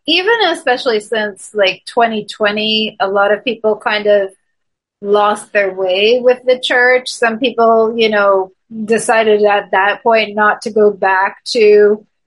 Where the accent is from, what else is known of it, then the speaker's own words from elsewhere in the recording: Toronto, Ontario, Canada; moved away as an adult; now in Montreal, Canada; I'm originally from Toronto, Canada